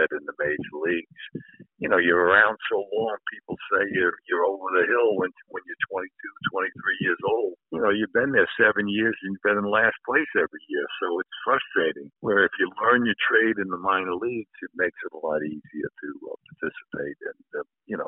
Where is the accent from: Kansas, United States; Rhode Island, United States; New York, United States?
New York, United States; New York City; I was a Yankee fan growing up in the Bronx